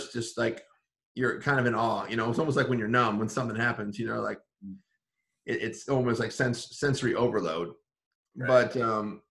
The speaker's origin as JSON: {"language": "English", "town": "Paw Paw", "region": "Michigan", "country": "United States", "tie": "born or raised there", "said": "my hometown of Paw Paw, Michigan"}